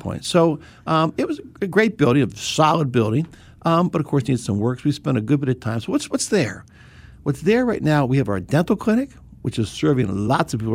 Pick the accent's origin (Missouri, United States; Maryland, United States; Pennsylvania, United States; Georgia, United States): Maryland, United States; Bethesda; I grew up in Bethesda, right here in Bethesda